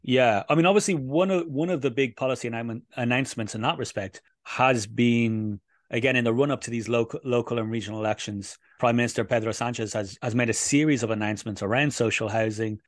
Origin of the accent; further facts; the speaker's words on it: Dublin, Leinster, Ireland; moved away as an adult; now in Madrid, Spain; my home city of Dublin